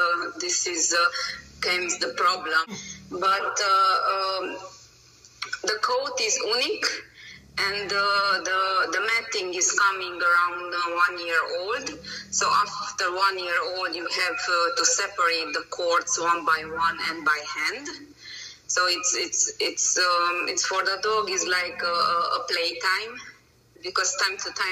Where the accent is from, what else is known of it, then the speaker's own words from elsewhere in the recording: Romania; English is a second language; moved away as an adult; now in Hungary; I'm originally from Romania, but I live from over than 14 years in Hungary. My nationality is Hungarian, but my birthplace is Romania.